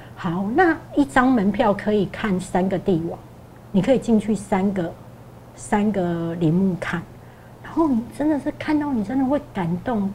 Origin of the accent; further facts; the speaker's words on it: Taiwan; 我们台湾人